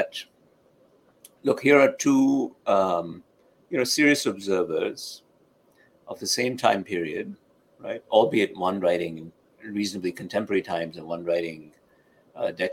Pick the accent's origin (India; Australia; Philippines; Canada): India; now in United States; someone like me growing up in India, or as an immigrant to this country